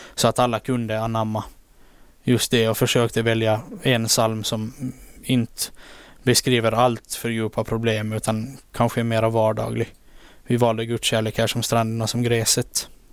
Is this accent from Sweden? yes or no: no; Åland Islands; also born or lived in Turku, Finland; här hemma på Åland